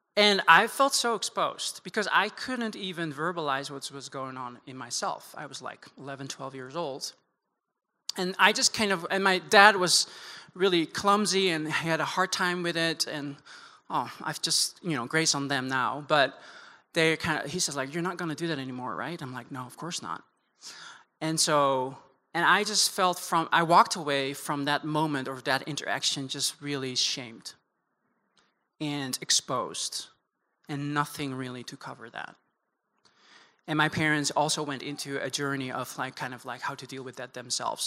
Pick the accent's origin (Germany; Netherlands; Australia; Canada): Netherlands; moved away as an adult; also born or lived in Amsterdam; now in United States; born and raised in the Netherlands